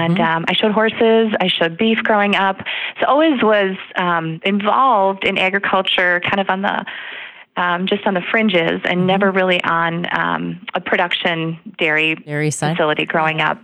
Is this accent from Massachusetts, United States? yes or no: no; Slinger, Wisconsin, United States; I am originally from Southeast Wisconsin. So grew up over in Slinger.